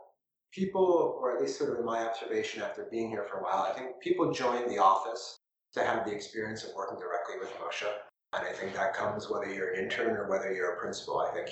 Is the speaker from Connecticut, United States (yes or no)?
yes; New Haven, Connecticut, United States; also born or lived in New York; I was born in New Haven, in Connecticut. My father worked for Sears Roebuck, no longer Sears Roebuck, and he was a district manager, so we would move around every 2 or 3 years when we were little, mostly through Connecticut, but then a bit through New York.